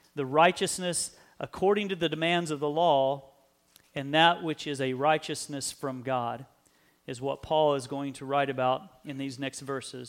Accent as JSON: {"language": "English", "country": "United States", "said": "We live in a great country. We maybe take pride in being American."}